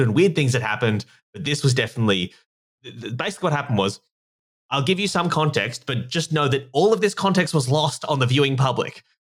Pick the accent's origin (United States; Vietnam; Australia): Australia; obviously you can tell from my accent, I'm from Australia